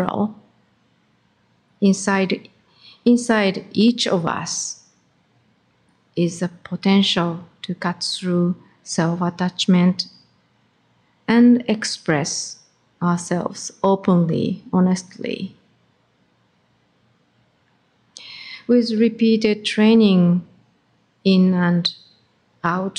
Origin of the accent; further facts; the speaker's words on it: Japan; moved away; I came from Japan.